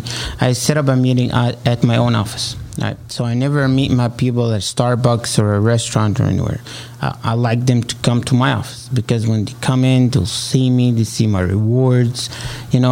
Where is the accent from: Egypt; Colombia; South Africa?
Egypt; accent: Arabic; English is a second language; moved away as an adult; now in United States; I'm originally from Egypt